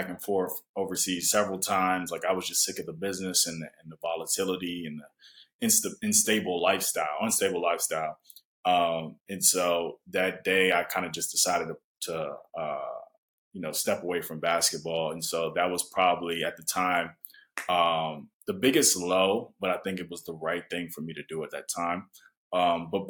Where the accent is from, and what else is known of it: United States; also born or lived in Japan